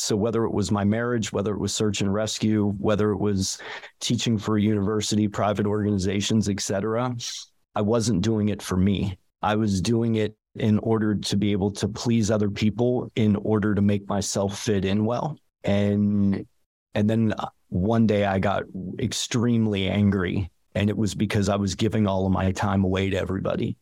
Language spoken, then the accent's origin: English; Ligonier, Pennsylvania, United States; moved away as an adult; also born or lived in Braddock, Pennsylvania / Florida / Vermont; now in Jackson Hole, United States; my folks moved us up to a rural environment about outs, about an hour outside of the city in the town called Ligonier